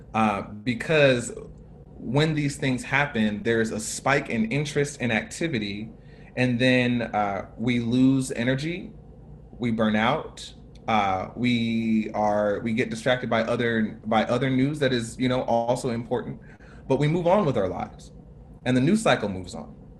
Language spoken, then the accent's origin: English; United States; a black man growing up in America